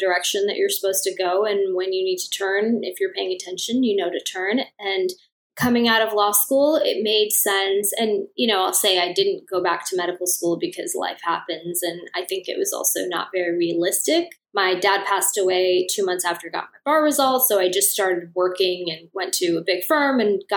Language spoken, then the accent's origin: English; Los Angeles, California, United States; I was raised in Los Angeles. I've been here my whole life